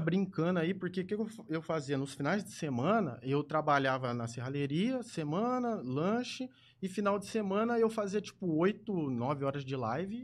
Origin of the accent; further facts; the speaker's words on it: Ribeirão Preto, São Paulo, Brazil; Nascido e criado em Ribeirão